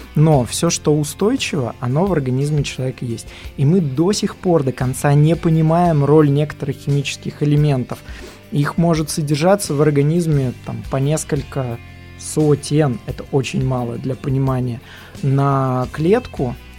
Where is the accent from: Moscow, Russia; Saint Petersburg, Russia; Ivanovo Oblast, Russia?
Ivanovo Oblast, Russia; Kokhma; now in Vladivostok, Russia; я не из Иванова, я из города рядом с Иваново, Кохма